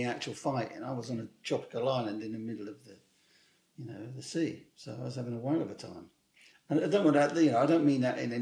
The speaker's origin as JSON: {"language": "English", "town": "Hemel Hempstead", "region": "East of England", "country": "United Kingdom", "tie": "born or raised there", "moved": "as an adult", "said": "There was a big reception in Hempstead, my hometown"}